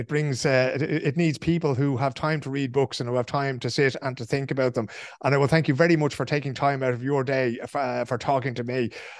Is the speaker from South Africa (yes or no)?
no; Dublin, Leinster, Ireland; as an Irishman and as a Dubliner myself.